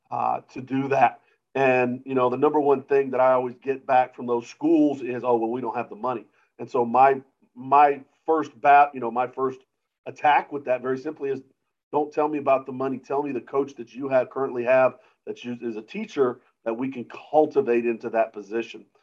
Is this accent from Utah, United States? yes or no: no; Georgia, United States; also born or lived in Germany / Pennsylvania / Alabama / Massachusetts; I kind of grew up all over the world, but mostly in Georgia. So uh, uh, I lived in Germany, I lived in Pennsylvania, Alabama, um, uh, Germany actually twice.